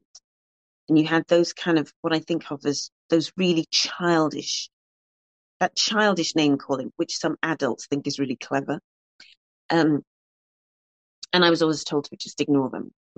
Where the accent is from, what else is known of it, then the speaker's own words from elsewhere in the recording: Cardiff, Wales, United Kingdom; Growing up in Ely, so I wasn't actually born in Ely, I should stress, because somebody might pounce on that, but I was in Ely from when I was 3 months old, more like 10 weeks old.